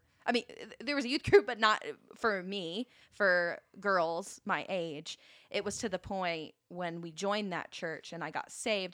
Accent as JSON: {"language": "English", "town": "Valdosta", "region": "Georgia", "country": "United States", "moved": "yes", "said": "I am originally from Valdosta, Georgia"}